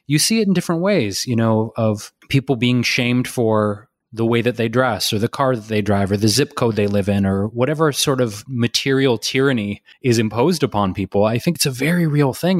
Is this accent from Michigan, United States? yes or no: yes; Detroit, Michigan, United States; I'm from Detroit